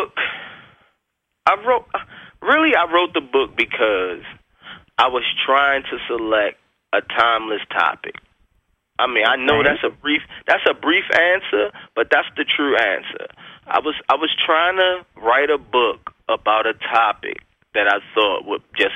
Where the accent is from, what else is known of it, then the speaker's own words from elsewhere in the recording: Baltimore, Maryland, United States; I'm from Baltimore